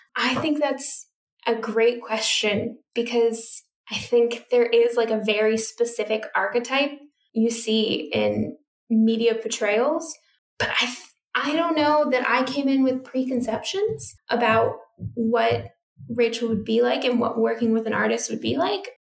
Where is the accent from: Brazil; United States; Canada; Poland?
United States; moved away as an adult; also born or lived in United Kingdom; now in Australia; I'm from United States, which has a fairly similar culture, it's still radically different